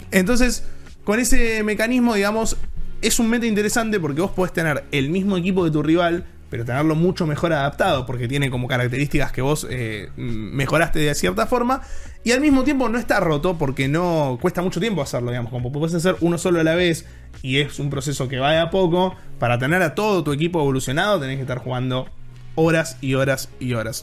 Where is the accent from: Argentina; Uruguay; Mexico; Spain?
Argentina; siendo argentinos